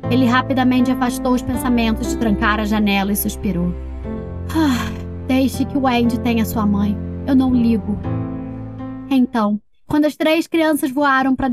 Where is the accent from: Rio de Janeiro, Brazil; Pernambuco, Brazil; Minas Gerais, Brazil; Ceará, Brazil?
Rio de Janeiro, Brazil; Nova Friburgo; Eu tenho sete anos. Sou de Nova Friburgo, Rio de Janeiro.